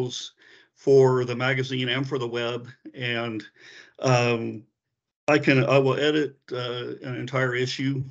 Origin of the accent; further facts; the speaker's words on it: San Antonio, Texas, United States; moved away; I'm in San Antonio, Texas. It's my hometown, so I'm back back home.